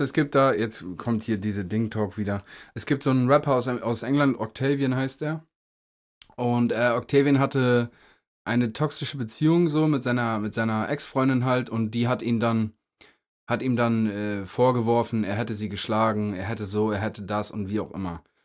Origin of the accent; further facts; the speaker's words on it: Meppen, Lower Saxony, Germany; moved away; im Jam Center in Meppen eine Show. Ähm, erstes Mal in meiner Heimatstadt